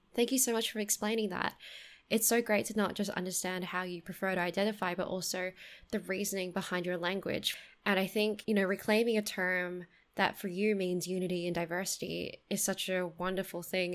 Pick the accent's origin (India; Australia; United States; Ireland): Australia; I was born in Australia